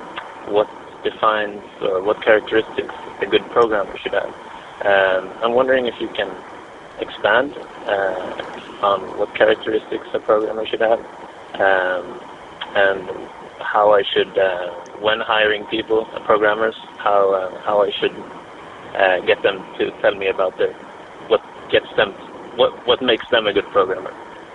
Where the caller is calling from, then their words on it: Sweden; calling from Sweden.